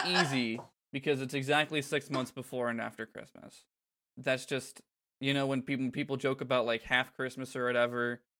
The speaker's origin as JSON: {"language": "English", "region": "Florida", "country": "United States", "tie": "born or raised there", "said": "growing up in Florida"}